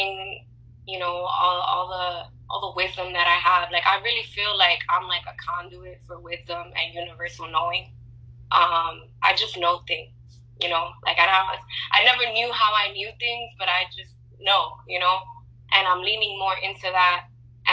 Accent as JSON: {"language": "English", "town": "New York City", "region": "New York", "country": "United States", "tie": "born or raised there", "also_born_or_lived": "Dallas", "said": "growing up in New York my whole life"}